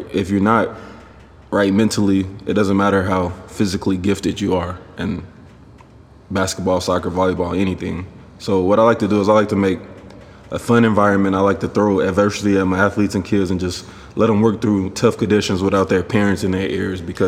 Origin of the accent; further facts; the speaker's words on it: Garland, Texas, United States; also born or lived in Stephenville, Texas; I'm from Garland, Texas, you guys. That's in the Dallas County. So about 2.5 hours from Stephenville is where I grew up